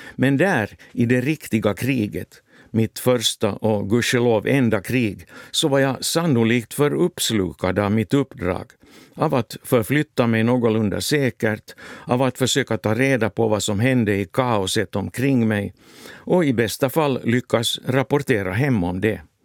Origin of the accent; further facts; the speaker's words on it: Finland; moved away as an adult; also born or lived in Helsinki, Finland / West Germany; för mig som finländare